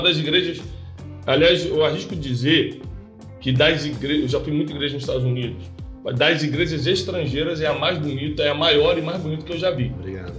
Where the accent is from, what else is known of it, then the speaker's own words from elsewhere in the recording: Rio de Janeiro, Brazil; moved away as an adult; also born or lived in São Paulo; now in United States; Eu fui criado no Rio de Janeiro